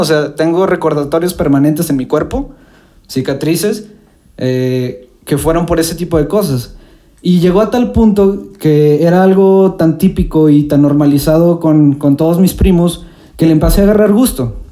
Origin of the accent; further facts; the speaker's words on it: Mexico; la definición que tenemos nosotros como mexicanos